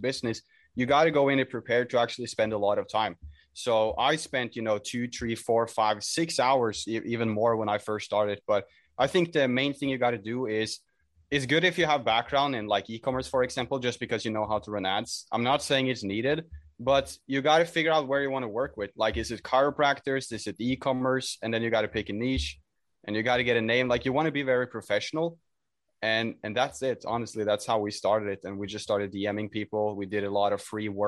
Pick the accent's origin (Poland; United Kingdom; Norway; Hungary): Norway; I'm from Norway, at least as for now